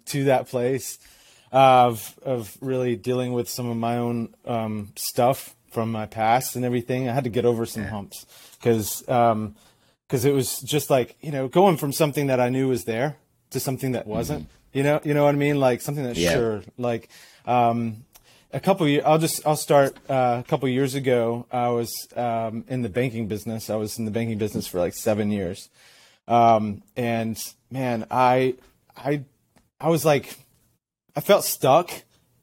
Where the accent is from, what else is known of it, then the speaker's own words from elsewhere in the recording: Athens, Georgia, United States; I am from Athens, Georgia. Originally from Athens, Georgia